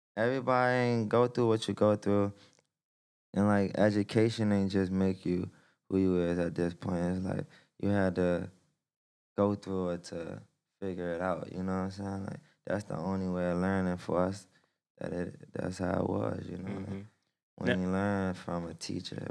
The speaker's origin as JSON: {"language": "English", "town": "Washington", "region": "District of Columbia", "country": "United States", "tie": "born or raised there", "said": "I'm from Southeast DC, and basically like it's a big struggle there"}